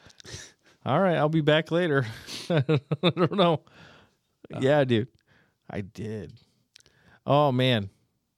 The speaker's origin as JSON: {"language": "English", "town": "Coldwater", "region": "Michigan", "country": "United States", "tie": "born or raised there", "said": "That's my hometown."}